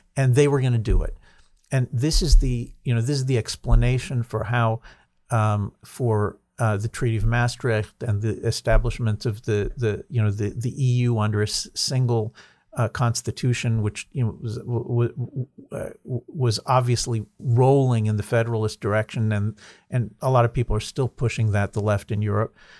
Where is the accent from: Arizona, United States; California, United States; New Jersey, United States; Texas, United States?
New Jersey, United States; moved away as an adult; now in Israel; I grew up in New Jersey